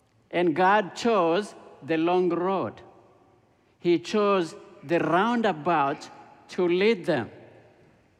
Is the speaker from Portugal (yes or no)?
no; Ethiopia; moved away; I grew up in Ethiopia. When I was 6 years old, Ethiopia became a communist country